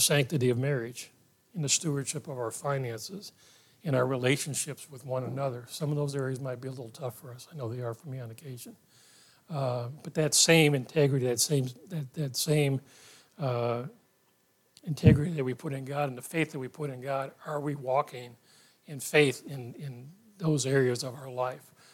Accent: Ohio, United States; My parents took me to church at the end of the street when we grew up in Ohio

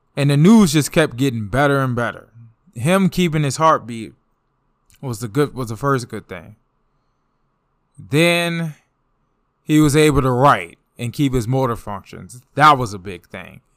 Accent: DMV, United States; I'm from the D M V.

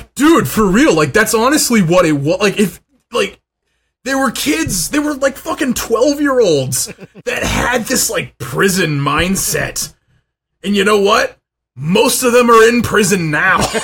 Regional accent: Los Angeles, California, United States; also born or lived in Van Nuys; Van Nuys will always be home. Like, I was born in Panorama City

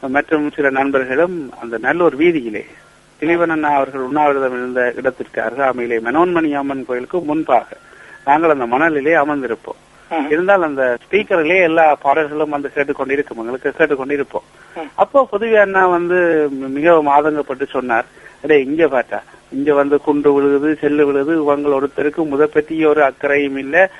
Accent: Alaveddy, Northern Province, Sri Lanka; என்னுடைய பிறந்த ஊர் யாழ்ப்பாணத்தின் வடவால் அமைந்த ஈழத்தமிழர் கலை வரலாற்றின் முக்கிய இடமாக கருதக்கூடிய அழவட்டி அல்லது அளவையூர் எனும் கிராமத்திலே தான் நான் பிறந்தேன்

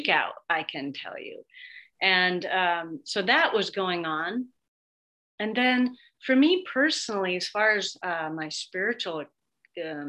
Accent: Seattle, Washington, United States; also born or lived in New York; I'm from Seattle, still live in Seattle

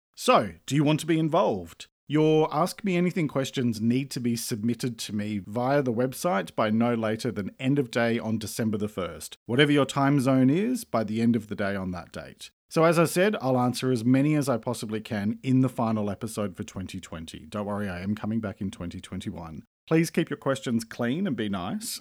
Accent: Australia; I'm an Australian writer and speaker

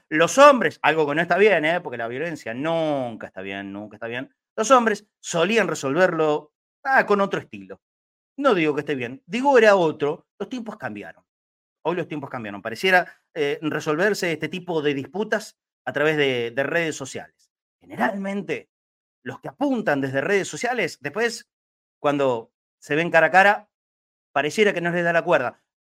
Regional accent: Argentina; somos argentinos. A ver, no dejaremos de ser argentinos nunca. Y por supuesto que me incluyo

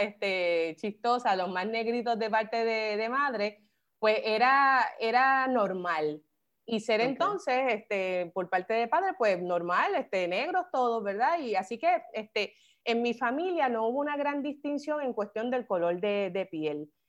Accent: Carolina, Puerto Rico; moved away as an adult; also born or lived in San Juan, Puerto Rico / Madrid, Spain / New York, United States; yo soy una gigante de Carolina. Em, bien orgullosa de haberme criado eh, allí en Carolina, me crié en Villa Fontana

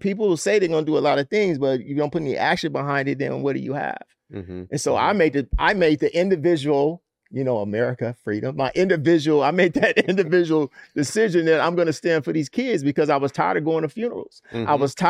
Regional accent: Compton, California, United States; because I'm from Compton. I know about police brutality.

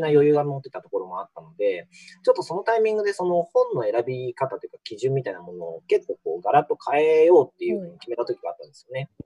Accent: Shizuoka, Japan; moved away as an adult; also born or lived in Ibaraki; now in Matsumoto, Japan; 僕、なので静岡で生まれ育って、大学が茨城県で、うん、で、その後就職の関係で松本に来てるんで

